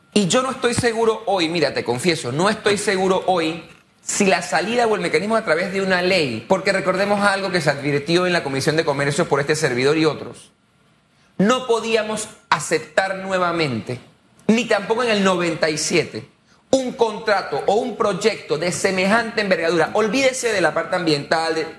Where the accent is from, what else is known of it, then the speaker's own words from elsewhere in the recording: Panama; como panameño que me importa el país